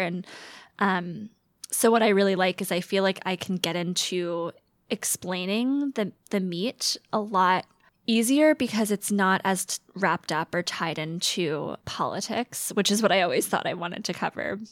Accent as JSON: {"language": "English", "town": "Atlanta", "region": "Georgia", "country": "United States", "moved": "as an adult", "lives_now": "Seattle, United States", "said": "I'm from the Metro Atlanta area, Metro, Metro Atlanta, um, and went to school in Georgia"}